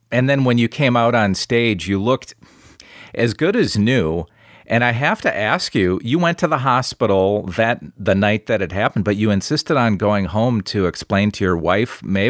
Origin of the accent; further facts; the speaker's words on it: Midwest, United States; I'm from the Midwest